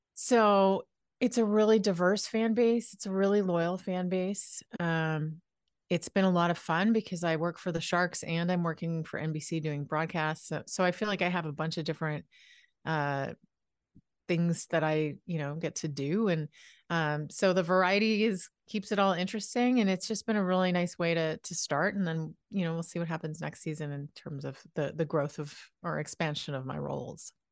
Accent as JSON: {"language": "English", "town": "Halifax", "region": "Nova Scotia", "country": "Canada", "said": "I'm from Halifax, Nova Scotia"}